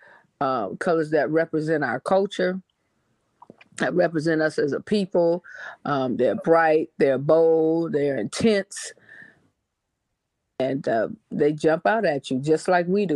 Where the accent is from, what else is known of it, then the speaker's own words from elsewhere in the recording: Detroit, Michigan, United States; I'm from Detroit, Michigan, and that's how we greet each other.